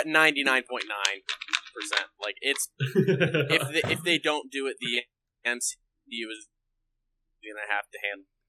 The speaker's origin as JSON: {"language": "English", "town": "Carlisle", "region": "Pennsylvania", "country": "United States", "said": "I hail from the central parts of the state of the Commonwealth of Pennsylvania, known as Carlisle."}